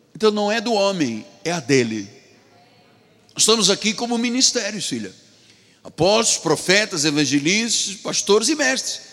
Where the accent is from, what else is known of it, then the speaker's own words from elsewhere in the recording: Angola; da minha terra, da Angola